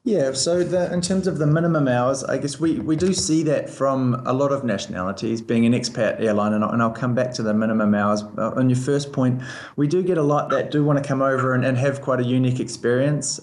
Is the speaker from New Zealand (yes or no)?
yes; Christchurch, Canterbury, New Zealand; moved away as an adult; also born or lived in Auckland / Colorado / Canada / Scotland; now in Dubai, United Arab Emirates; I'm from New Zealand. I was um, born and raised in Christchurch